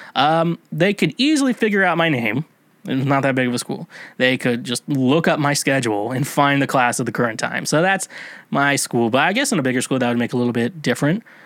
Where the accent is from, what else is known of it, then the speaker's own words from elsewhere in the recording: United States; Now, I'm an American. I went to, uh, American school